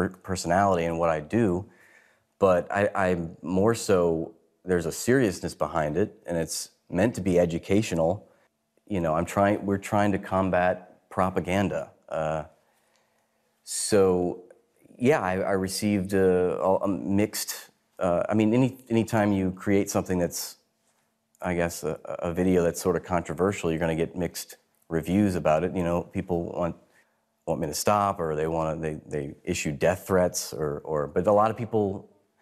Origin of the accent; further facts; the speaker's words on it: United States; also born or lived in New York; I come from the United States.